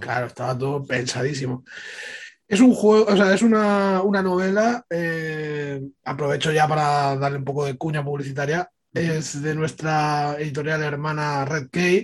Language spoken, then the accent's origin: Spanish; Ibiza, Balearic Islands, Spain; Aquí en, en Ibiza, bueno, yo soy de Ibiza